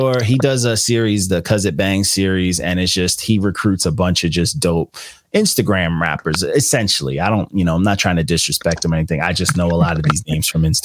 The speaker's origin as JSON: {"language": "English", "area": "Long Island", "region": "New York", "country": "United States", "said": "I'm from Long Island."}